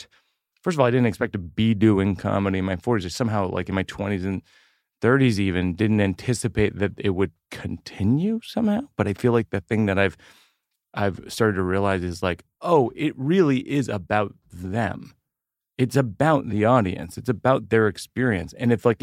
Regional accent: Shrewsbury, Massachusetts, United States; moved away; I grew up outside of Worcester

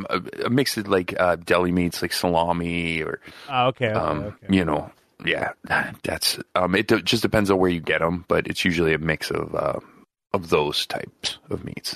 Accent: Nevada, United States; moved away; See, I grew up in Nevada.

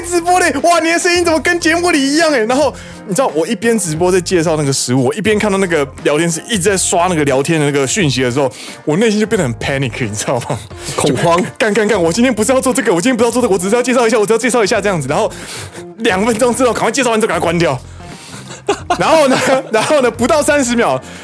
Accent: Taiwan; now in Japan; 身为台湾人，我的台语不可以这么差

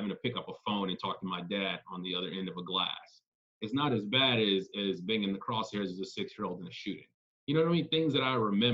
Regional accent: Los Angeles, California, United States; now in New York City, United States; I grew up in South Central, I never thought that that would be a permanent place

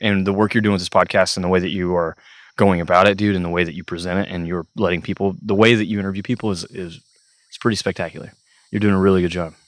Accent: Parsons, Kansas, United States; moved away as an adult; also born or lived in Emporia, Kansas; now in Stillwater, Oklahoma, United States; I'm from Parsons, Kansas, originally, so twenty-one years of my life. I was in Southeast Kansas, Parsons, Kansas

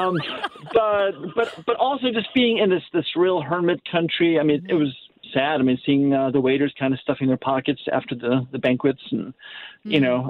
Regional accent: Naperville, Illinois, United States; now in St. Louis, United States; I grew up in Naperville, which is a Chicago suburb.

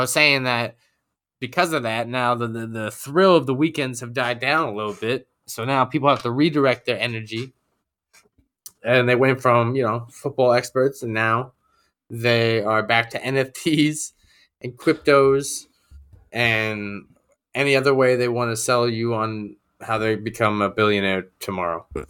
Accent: New York, United States; I'm a New Yorker to the bone

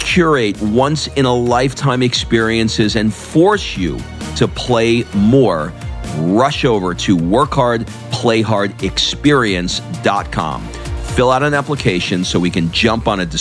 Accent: New York, United States; I grew up in New York

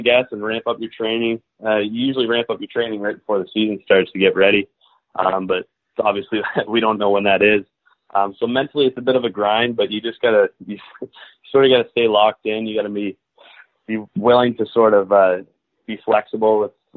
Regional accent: Belleville, Ontario, Canada; moved away as an adult; I grew up in Belleville.

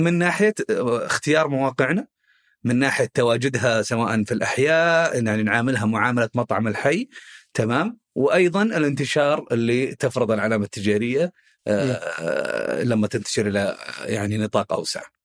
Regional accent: Khobar, Eastern Province, Saudi Arabia; احنا من اهل الشرقيه اول شيء انا من آه، مواليد وسكان الخبر

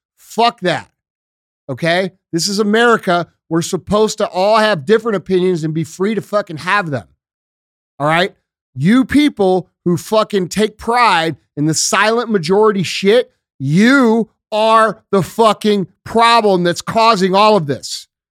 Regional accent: United States; We as American citizens

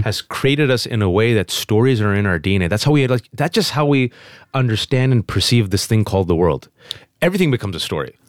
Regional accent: Fremont, California, United States; English is a second language; born and raised in the Bay Area, California.

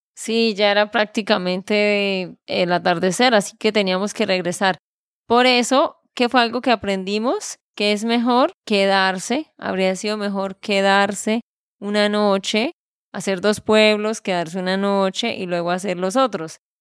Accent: Santander, Colombia; de Santander, Colombia

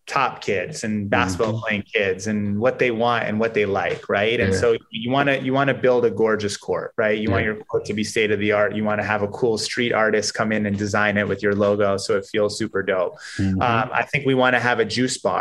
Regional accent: New York City, New York, United States; Grew up in Manhattan, went to high school in the Bronx

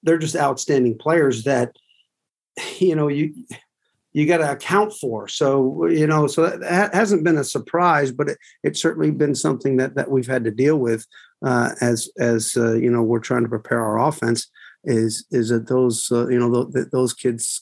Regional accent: Northern Vermont, United States; moved away; I'm from Northern Vermont

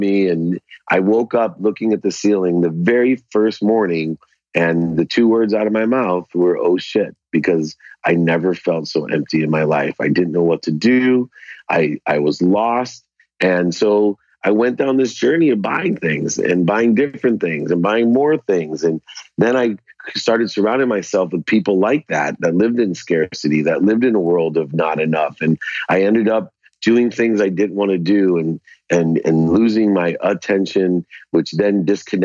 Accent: San Diego, California, United States; also born or lived in Akron, Ohio; now in Orange County, United States; I grew up in Akron, Ohio till I was 9 and then moved to San Diego

